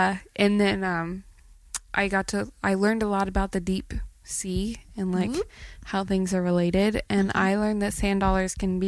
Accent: Texas, United States; where are you guys from? We're like, Texas.

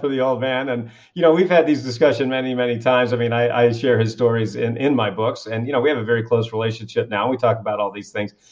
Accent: Kennebunkport, Maine, United States; I grew up in this little town called Kennebunkport, Maine, which just happens to be one of the wealthiest communities in New England

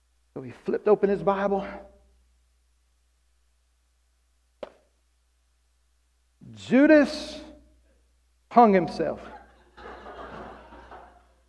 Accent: South Arkansas, United States; now in Oklahoma, United States; I was raised in South Arkansas

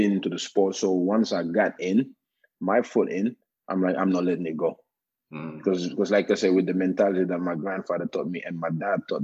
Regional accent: Norway; born or raised there; English is a second language; moved away as an adult; also born or lived in Gambia; now in Canada

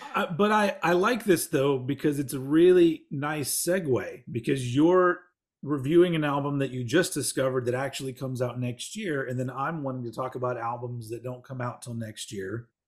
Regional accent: Austin, Texas, United States; my hometown of Austin, Texas

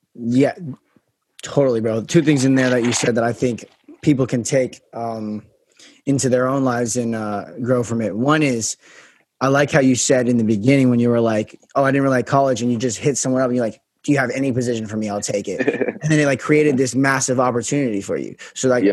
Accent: Las Vegas, Nevada, United States; I'm from Vegas, so that's a little um about me. But yeah, so I'm from Vegas

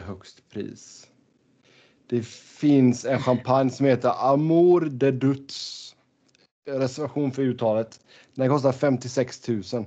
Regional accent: Sweden; moved away; hemma i, hemma i Sverige

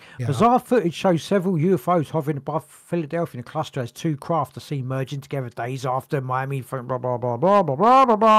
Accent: England, United Kingdom; I'm British. I'm English. United Kingdom, and my country

